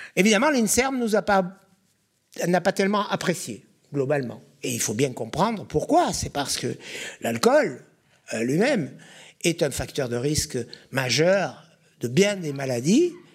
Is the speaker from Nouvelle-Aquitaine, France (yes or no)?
yes; Bordeaux, Nouvelle-Aquitaine, France; Je suis né à Bordeaux, c'est déjà en soi un conflit d'intérêts. J'ai fait toutes mes études à Bordeaux, j'ai quasiment jamais quitté Bordeaux.